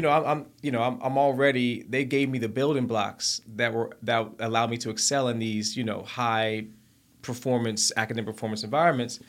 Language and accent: English; Mountain Brook, Alabama, United States; moved away as an adult; also born or lived in London, United Kingdom; I was a young black man born and raised in Mountain Brook, Alabama